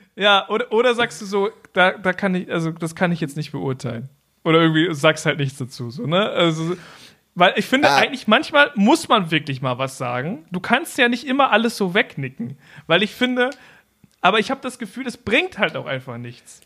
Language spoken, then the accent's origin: German; Germany; bei uns in Deutschland